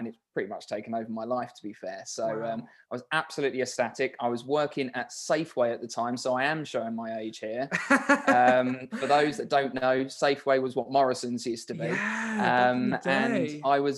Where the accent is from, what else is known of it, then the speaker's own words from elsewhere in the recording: Maidstone, South East England, United Kingdom; my hometown in Maidstone, Kent